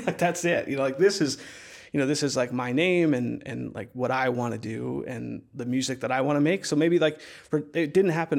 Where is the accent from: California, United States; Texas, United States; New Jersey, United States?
New Jersey, United States; central; moved away; my hometown, which is, like, this really small town in, uh, central New Jersey